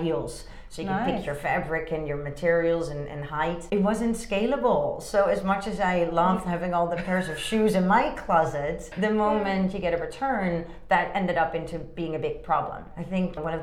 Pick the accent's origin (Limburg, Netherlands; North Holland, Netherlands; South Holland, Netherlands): North Holland, Netherlands; Amsterdam; moved away as an adult; also born or lived in Hong Kong / Rotterdam; now in China; I'm originally from Amsterdam, the Netherlands